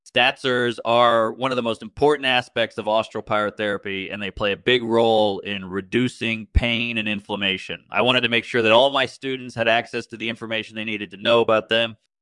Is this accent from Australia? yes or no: yes; Australia; I'm from Australia